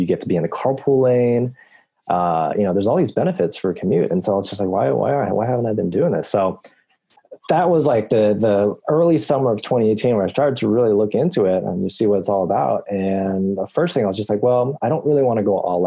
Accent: East Bay, California, United States; I've born and raised in the East Bay all my life

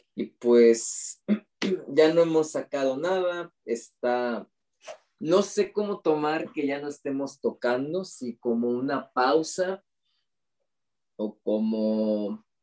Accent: Mexico; como buenos mexicanos

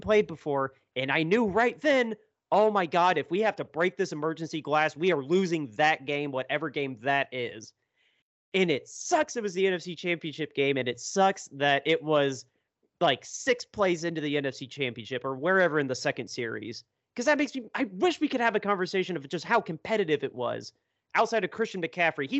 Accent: Indianapolis, Indiana, United States; my hometown is getting dragged into this. Like, I can't defend Indianapolis in that one.

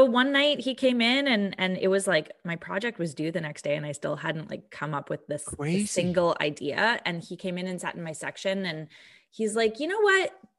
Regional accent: Vancouver, British Columbia, Canada; now in Calgary, Canada; So I came from Vancouver, and I actually, I moved to Calgary in 2009.

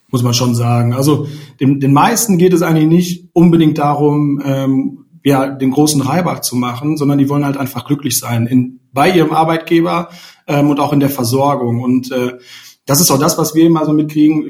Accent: Sauerland, North Rhine-Westphalia, Germany; also born or lived in Ruhr area; now in Cologne, Germany; ich komme auch aus dem Sauerland tatsächlich, äh, wohne jetzt auch schon seit einigen Jahren hier in Köln, über einige Umwege übers Ruhrgebiet.

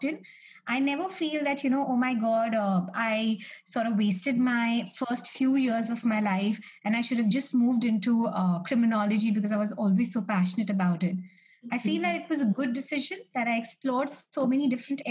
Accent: Delhi, India; I'm from Delhi, India

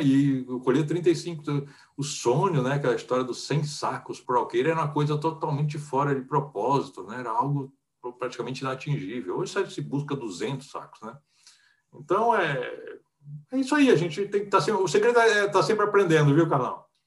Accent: Fortaleza, Ceará, Brazil; moved away; eu nasci em Fortaleza, no Ceará, já tem bastante tempo, eu estou com 64 anos

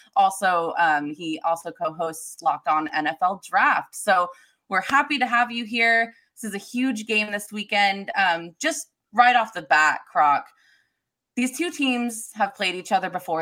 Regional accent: Turlock, California, United States; I'm from Turlock

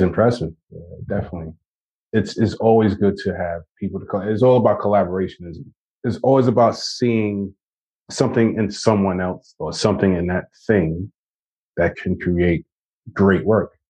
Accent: New York, United States; I'm from New York, Brooklyn, New York

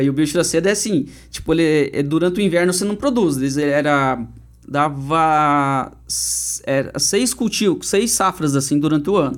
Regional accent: Turvo, Paraná, Brazil; also born or lived in Guarapuava; eu sou nascido aqui em Guarapuava, uhum. aqui no Hospital Nossa Senhora de Belém. Mas eu sempre brinco assim, que eu só nasci no hospital aqui, mas no outro dia de manhã uhum. já meu pai, Pedro, minha mãe Ivone me colocaram dentro de um Fusca que meu pai tinha na época, e já me levaram lá pro, pro interior de Turvo

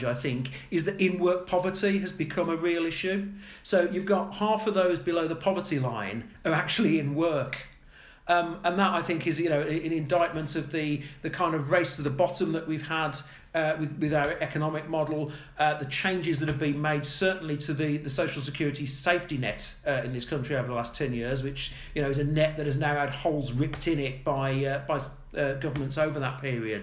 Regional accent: Birmingham, West Midlands, United Kingdom; I grew up in Birmingham

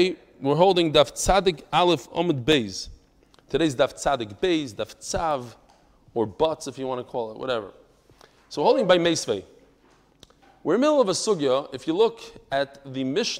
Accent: Lakewood, New Jersey, United States; I was born in New Jersey, but only in Lakewood. That's the only place I know.

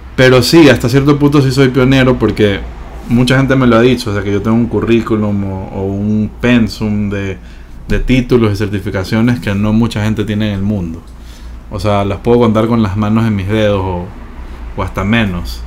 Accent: Ecuador; soy ahorita el primer certificador ecuatoriano

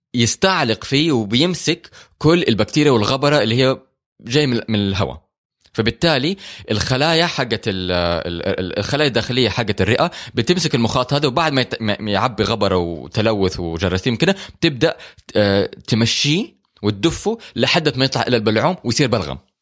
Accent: Hejaz, Saudi Arabia; عندنا هنا في الحجاز

